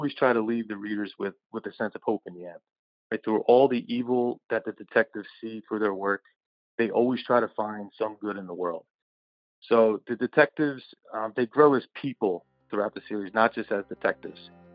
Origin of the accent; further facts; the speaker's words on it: Philadelphia, Pennsylvania, United States; I was born and raised in South Philly